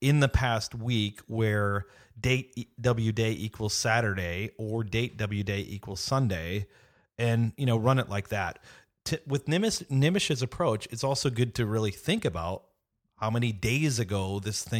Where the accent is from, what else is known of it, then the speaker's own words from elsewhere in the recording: Wisconsin, United States; moved away; I grew up in Wisconsin